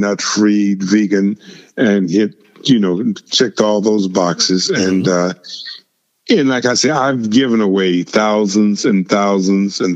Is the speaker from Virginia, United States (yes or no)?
yes; Virginia, United States; when I was growing up in Virginia